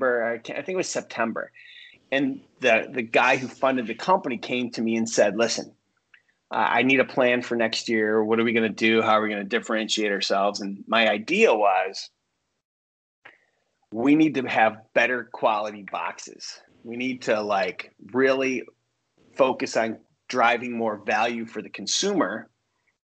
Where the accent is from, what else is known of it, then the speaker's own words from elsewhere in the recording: upstate New York, United States; now in Los Angeles, United States; I grew up in New York, upstate New York